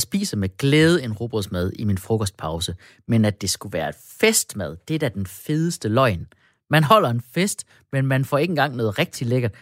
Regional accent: Denmark; vi danskere

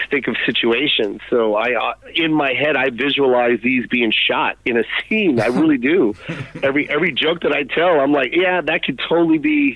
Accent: Tacoma, Washington, United States; moved away as an adult; also born or lived in Los Angeles; I was from Tacoma, Washington

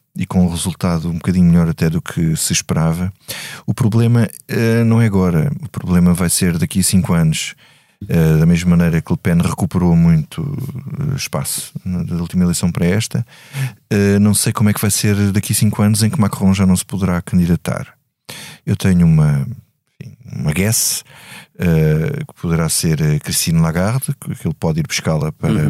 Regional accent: Grândola, Alentejo, Portugal; Eu, sou de Grândola

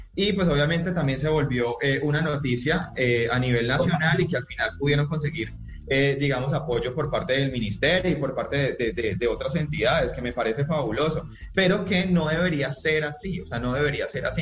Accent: Tuluá, Valle del Cauca, Colombia; yo soy afiliado a la Liga del Valle porque pues eh, soy de Tuluá

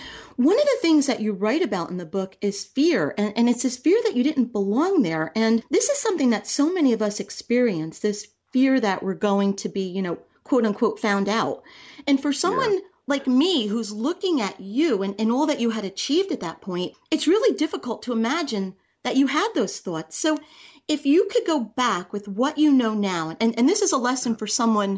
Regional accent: New Jersey, United States; I grew up in New Jersey

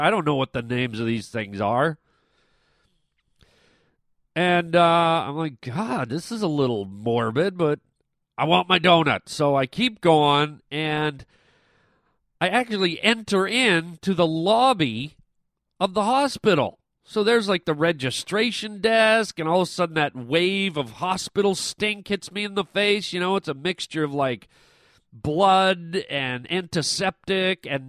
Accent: Canada; I'm Canadian

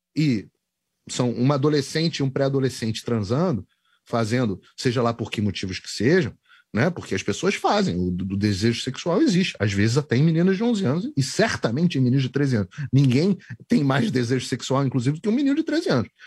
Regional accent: Rio de Janeiro, Brazil; now in United States; eu sou carioca

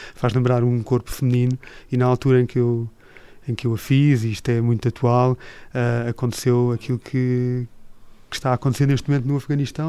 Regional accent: Portugal; also born or lived in Switzerland / United States / Japan; eu sou português

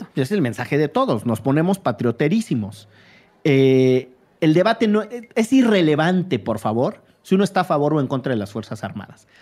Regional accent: Veracruz, Mexico; yo soy veracruzano

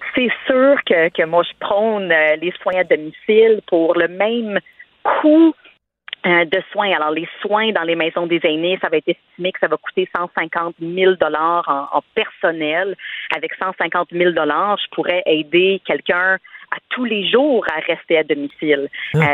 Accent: Saint-Bruno-de-Montarville, Quebec, Canada; first language English; French is a second language; Je peux pas le cacher, mais je viens du Québec

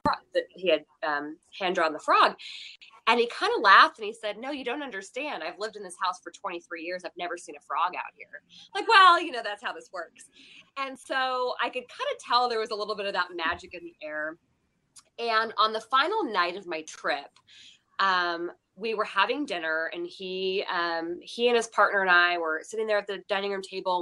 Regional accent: Seattle, Washington, United States; also born or lived in Texas; now in Las Vegas, United States; I grew up in Seattle

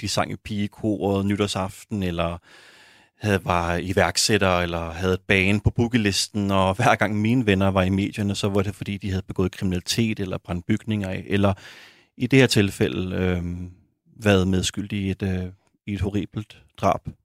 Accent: Copenhagen, Capital Region of Denmark, Denmark; boede øh, også i urbanplanen på Amager, hvor jeg voksede op.

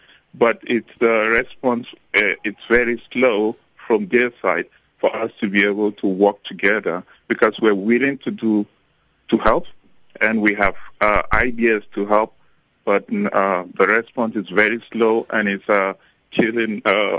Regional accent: Nigeria; moved away as an adult; now in South Africa; I'm …, I'm a Nigerian, and I'm here in South Africa as a missionary.

